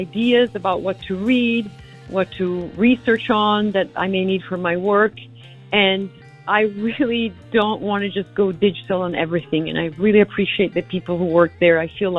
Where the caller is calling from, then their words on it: Silver Spring, Maryland, United States; I'm calling from Silver Spring, Maryland